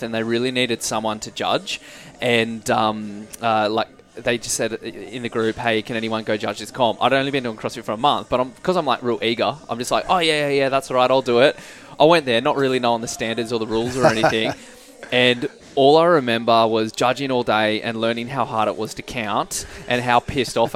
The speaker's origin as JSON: {"language": "English", "town": "Canberra", "region": "Australian Capital Territory", "country": "Australia", "tie": "born or raised there", "moved": "as an adult", "lives_now": "Perth, Australia", "said": "I grew up in Canberra"}